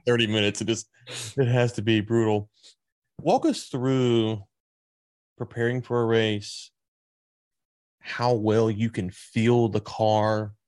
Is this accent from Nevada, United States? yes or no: no; Louisiana, United States; also born or lived in Texas; now in Fort Worth area, Texas, United States; I'm from Louisiana, I'm in Texas now